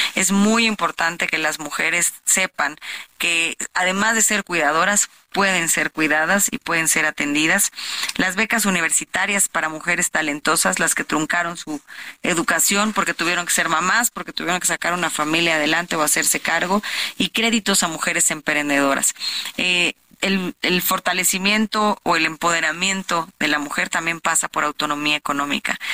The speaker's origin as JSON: {"language": "Spanish", "region": "State of Mexico", "country": "Mexico", "tie": "born or raised there"}